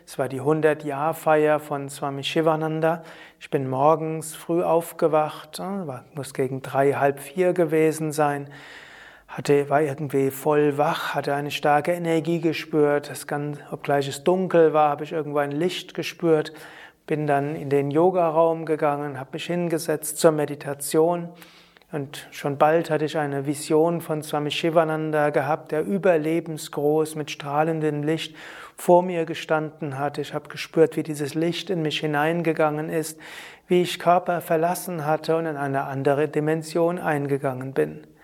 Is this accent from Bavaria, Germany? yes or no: no; Rhineland-Palatinate, Germany; born there; Ich äh, bin ja geboren in Deutschland, in Rheinhessen, habe schon als Kind spirituelle Erfahrungen und Sehnsucht gehabt